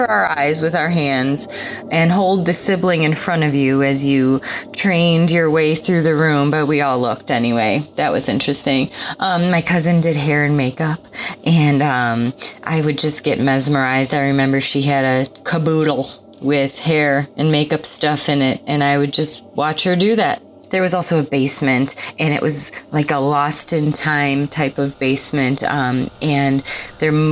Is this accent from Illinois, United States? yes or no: yes; Chicago, Illinois, United States; I am from Chicagoland